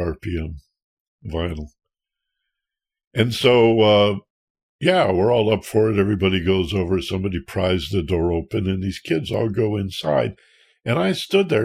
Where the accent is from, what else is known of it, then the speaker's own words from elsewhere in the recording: Michigan, United States; where I grew up in Michigan